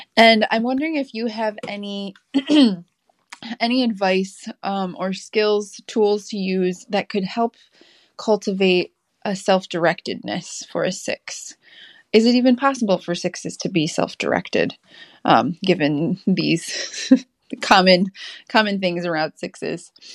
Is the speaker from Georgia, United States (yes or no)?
no; North Carolina, United States; I am from North Carolina